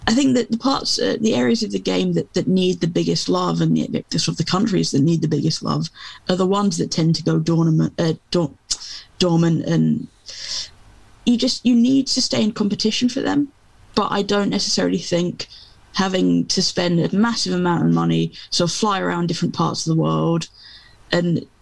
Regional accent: England, United Kingdom; I'm English, you know, and I've grown up through the club game being king

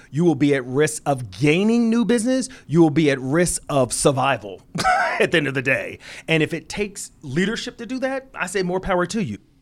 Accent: Philadelphia, Pennsylvania, United States; an inner city kid growing up in Philadelphia

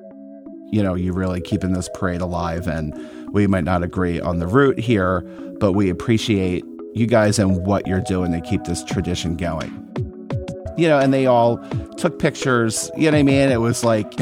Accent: Philadelphia, Pennsylvania, United States; a Philadelphia drag queen here, born and raised in Philly

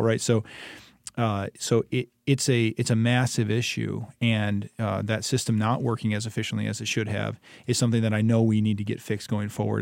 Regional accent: Ypsilanti, Michigan, United States; moved away as an adult; now in Hillsdale, United States; I grew up in Ypsilanti, uh, about sixty-five miles east of Hillsdale

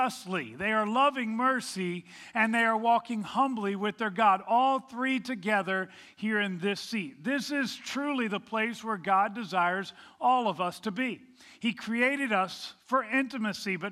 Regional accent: Virginia, United States; moved away; I grew up in Virginia

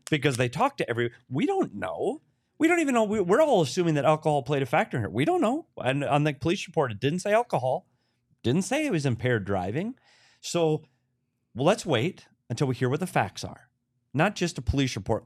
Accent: Bemidji, Minnesota, United States; my hometown of Bemidji, Minnesota

